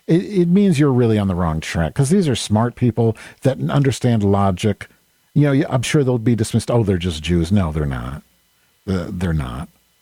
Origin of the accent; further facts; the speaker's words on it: Evanston, Illinois, United States; born there; That's in Evanston, right near me. My sister lives there. I was born in Evanston.